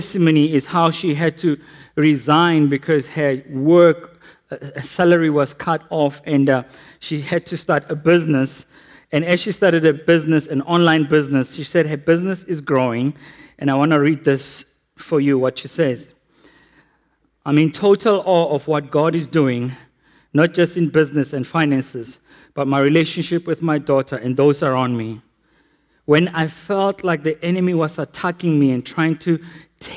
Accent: South Africa; We repent as South Africans

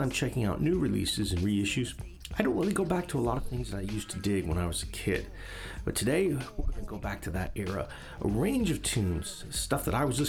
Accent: New York City, New York, United States; now in Tokyo, Japan; I was born in 1974 in Coney Island Hospital in Brooklyn, New York

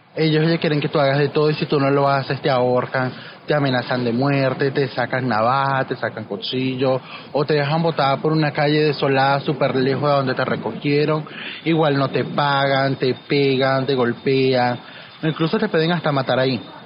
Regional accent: Venezuela; moved away as an adult; now in Barranquilla, Colombia; activista en Barranquilla, siendo migrante venezolana

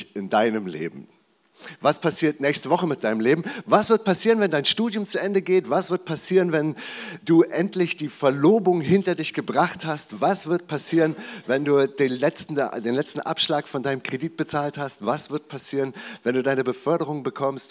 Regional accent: Germany; bin ich als Deutscher auf die Welt gekommen

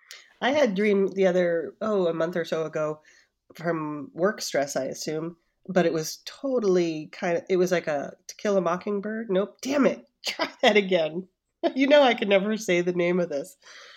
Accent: New Jersey, United States; I'm like, I'm from New Jersey.

